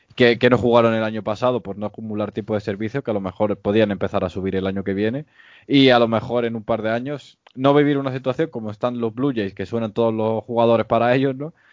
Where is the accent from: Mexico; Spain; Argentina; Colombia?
Spain; no somos los españoles